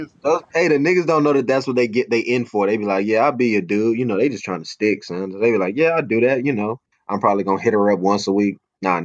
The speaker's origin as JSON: {"language": "English", "town": "Atlanta", "region": "Georgia", "country": "United States", "said": "Yeah, you damn right I had one. I'm from Atlanta, son."}